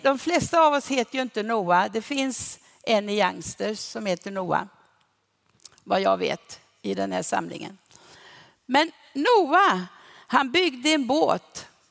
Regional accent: Sweden; vi i Sverige

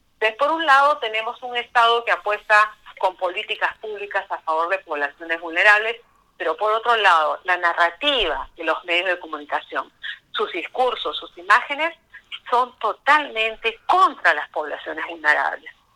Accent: Peru; nosotros como peruanos

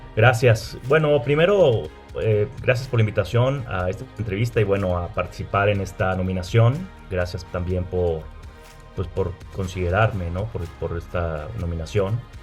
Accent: Monterrey, Nuevo León, Mexico; soy de un estado del norte de la República Mexicana, que es eh, Nuevo León, soy de Monterrey.

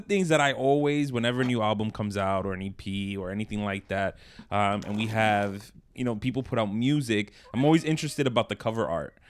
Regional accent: New York, United States; in Brooklyn.

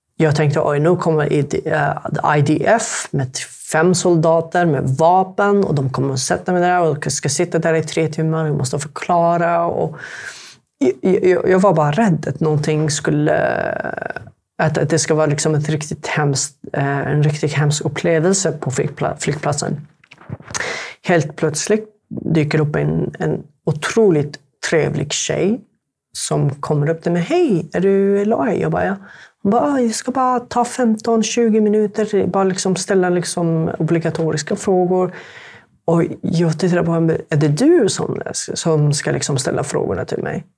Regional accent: Sanaa, Amanat Al Asimah, Yemen; first language Arabic; Swedish is a second language; moved away as an adult; also born or lived in Halmstad, Sweden; now in Sweden; Jag kommer egentligen från Jemen

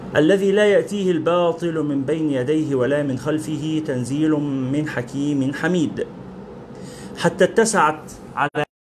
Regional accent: Egypt; بلادنا مصر

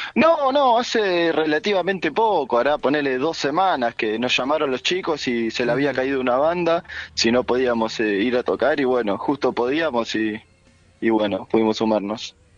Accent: Lanús, Buenos Aires Province, Argentina; somos de Lanús

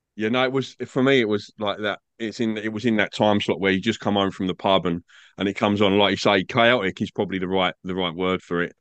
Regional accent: England, United Kingdom; now in Australia; I'm, I'm English. I grew up in England

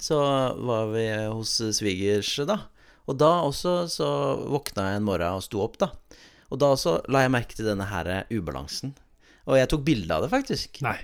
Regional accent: Oslo, Norway; teknisk sett så, så kommer jeg fra mer Høynehall-delen. Eller Brynseng

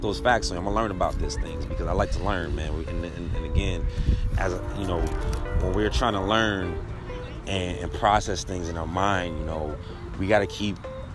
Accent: New York City, New York, United States; I'm from the BX myself

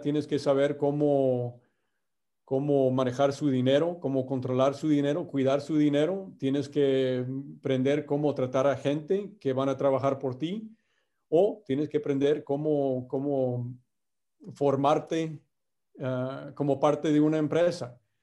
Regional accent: Indiana, United States; Spanish is a second language; now in Brownsville, United States; yo soy de Indiana y otra vez en, en, estos años de, vinimos a, a, Brownsville, Texas, aquí por la frontera, ah, en 1980

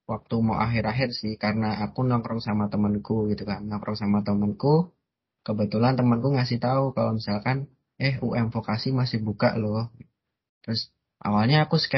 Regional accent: Semarang, Central Java, Indonesia; aku lahir nggak di Semarang cuman Semarang adalah kota yang membesarkanku

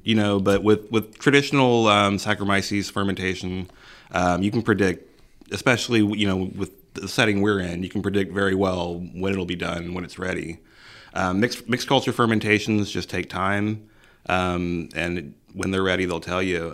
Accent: Missouri City, Texas, United States; I was raised here in Missouri City

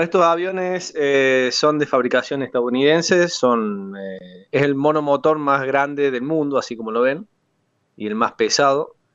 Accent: La Falda, Córdoba, Argentina; also born or lived in Huerta Grande; Yo nací acá en La Falda, en Punilla

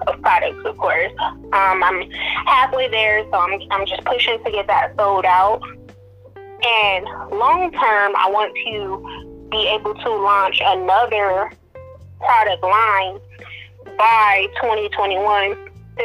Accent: Detroit, Michigan, United States; I'm from Detroit, Michigan

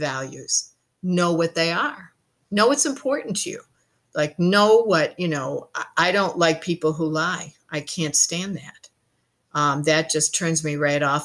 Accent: Ireland; now in New Zealand; I am Irish, and we do believe in good fun

